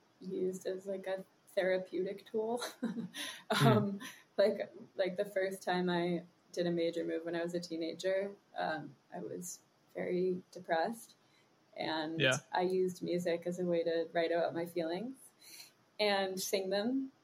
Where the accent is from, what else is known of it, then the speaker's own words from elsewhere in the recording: Germany; born there; Yeah, I grew up in a lot of different places. I was born in Germany and I moved to different international schools my whole life